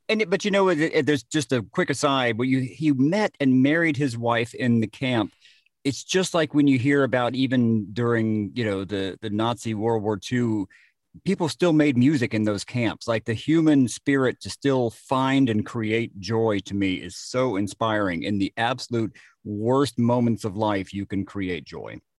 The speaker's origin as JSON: {"language": "English", "town": "Jasper", "region": "Georgia", "country": "United States", "tie": "born or raised there", "said": "my hometown of Jasper, Georgia"}